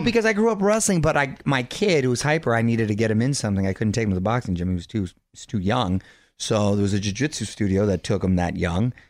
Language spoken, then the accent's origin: English; Chula Vista, California, United States; I was born in San Diego, Chula Vista specifically, South San Diego